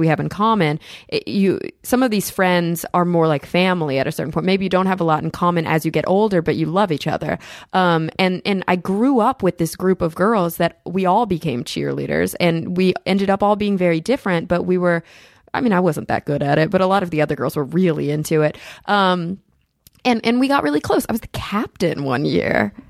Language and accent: English; Plano, Texas, United States; moved away as an adult; also born or lived in Denton, Texas / New York; was born and raised in Plano, Texas